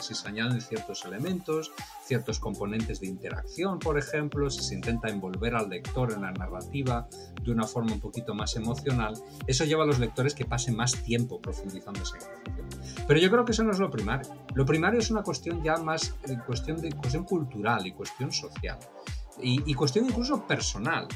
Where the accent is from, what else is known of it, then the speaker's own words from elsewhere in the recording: Spain; now in Miami, United States; mi país de origen, de España